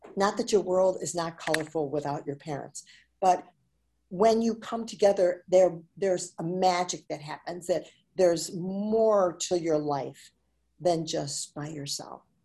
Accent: Chicago, Illinois, United States; I was uh, born and raised in Chicago, Illinois.

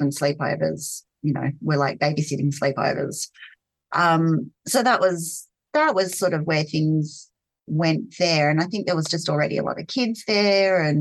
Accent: Sydney, New South Wales, Australia; growing up in Sydney

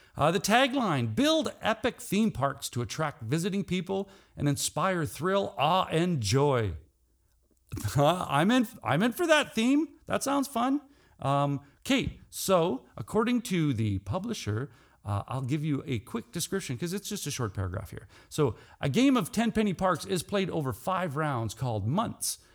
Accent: Saskatchewan, Canada; I'm from Saskatchewan, Canada.

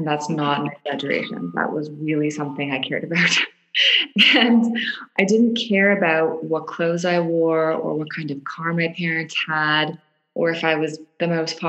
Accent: Toronto, Ontario, Canada; I grew up in Canada. I grew up in Toronto, Canada. I was one of two girls in a conservative, I'd say my family was pretty conservative family growing up, upper middle class, middle to upper class, middle class, in a little suburb in Toronto.

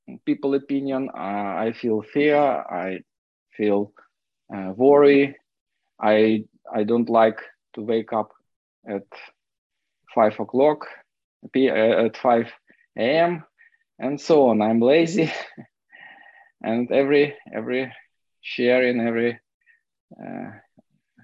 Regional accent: Kyiv, Ukraine; English is a second language; I'm an alcoholic from Kiev, Ukraine

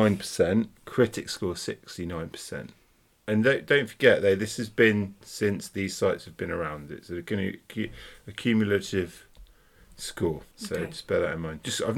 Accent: Scotland, United Kingdom; As a Scot, I find it hilarious how badly done the accents are.

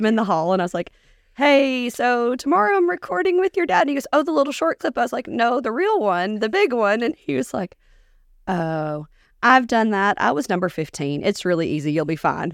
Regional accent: Augusta, Georgia, United States; moved away as an adult; also born or lived in Minneapolis, Minnesota; now in Dickson County, Tennessee, United States; I was born in Minneapolis, but I grew up in Augusta, Georgia

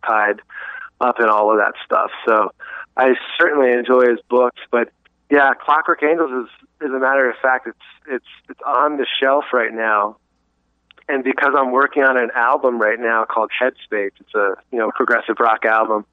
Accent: Greenville, South Carolina, United States; I'm from Greenville, South Carolina

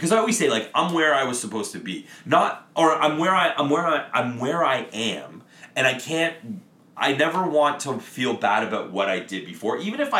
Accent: Windsor, Ontario, Canada; it's on fucking Windsor Street and I'm from Windsor.

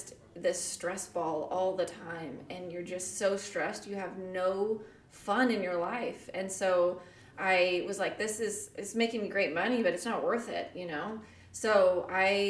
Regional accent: Las Vegas, Nevada, United States; moved away as an adult; now in Pleasant Hill, United States; I'm from Vegas, so I was born and raised there.

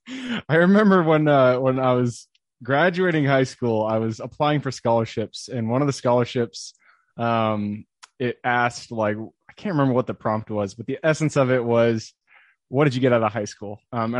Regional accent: Enumclaw, Washington, United States; So I'm from Washington, sunny Seattle. I'm actually from a little town called Enumclaw, which, you know, if you're not from here, you haven't heard of it, but it's about 45 minutes southeast of Seattle.

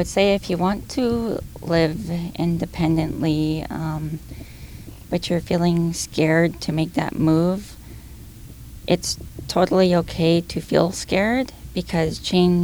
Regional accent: Lower Mainland, British Columbia, Canada; also born or lived in Coquitlam; I've lived in different cities, but... yeah, I grew up here

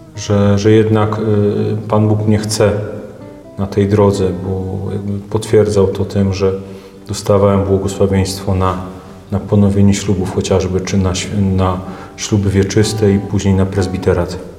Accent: Wieruszów, Łódź Voivodeship, Poland; ja pochodzę z naszej paulińskiej parafii w Wieruszowie

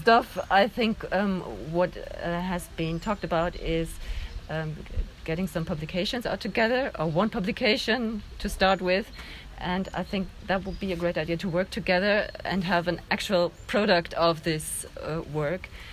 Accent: Germany; I'm from Germany

